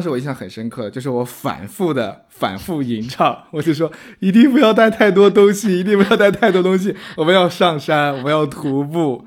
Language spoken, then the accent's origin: Chinese; Shandong, China; 我从山东来的